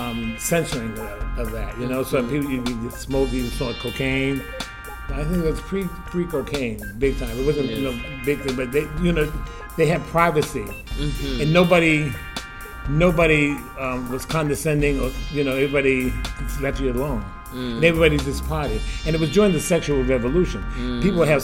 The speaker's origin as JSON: {"language": "English", "town": "Brooklyn", "region": "New York", "country": "United States", "lives_now": "Boston, United States", "said": "I'm 70 years old. I'm originally from Brooklyn, New York, but I've been in Boston most of my life."}